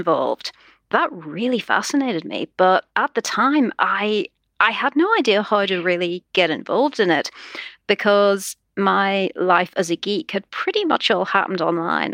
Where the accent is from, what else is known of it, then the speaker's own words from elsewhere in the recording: Holywood, Northern Ireland, United Kingdom; I come from a little town called Hollywood